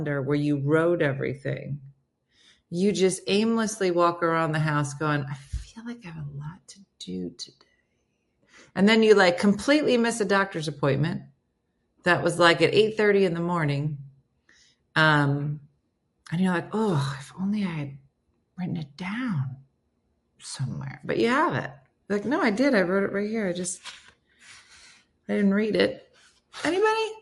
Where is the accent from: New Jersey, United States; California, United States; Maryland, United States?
New Jersey, United States; I'm from Jersey